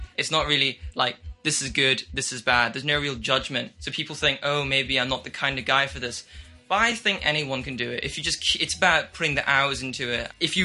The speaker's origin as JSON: {"language": "English", "country": "Hong Kong", "tie": "born or raised there", "said": "I've grown up in Hong Kong my entire life, and I go to international school here, and I'm half Chinese, and I'm half English"}